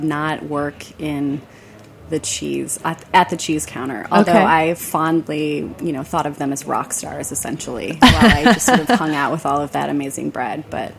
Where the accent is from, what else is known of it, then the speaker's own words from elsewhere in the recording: Detroit, Michigan, United States; moved away; also born or lived in Ann Arbor, Michigan; I am from Michigan. What part originally? I'm from the Detroit area, so I went to Michigan and I worked and lived in Ann Arbor for many years.